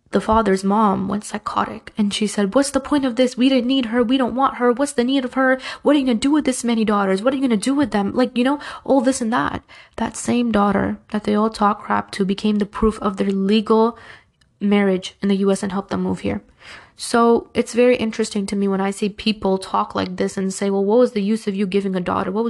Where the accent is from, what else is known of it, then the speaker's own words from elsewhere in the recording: Pakistan; And it's not just like Pakistani culture. I'm Pakistani, but it's not just that.